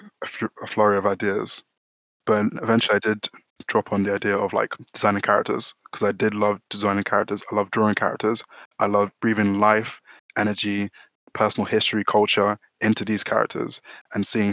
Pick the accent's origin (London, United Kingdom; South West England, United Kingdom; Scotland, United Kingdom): London, United Kingdom; So I was born in London, born and raised in South London